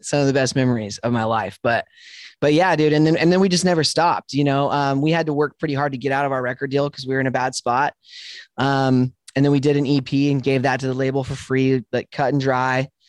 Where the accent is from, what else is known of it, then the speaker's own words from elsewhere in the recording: Spokane, Washington, United States; moved away as an adult; also born or lived in Dallas, Texas; I was born in Spokane, Washington.